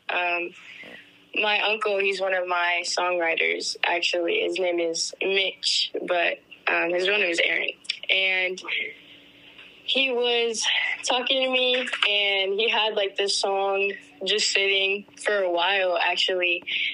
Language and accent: English; Denton, Texas, United States; I am from Denton, Texas